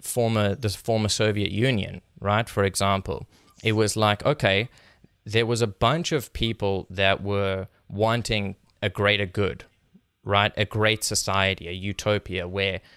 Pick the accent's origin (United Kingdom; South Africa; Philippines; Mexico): South Africa; moved away; I'm from South Africa, like I was born and raised there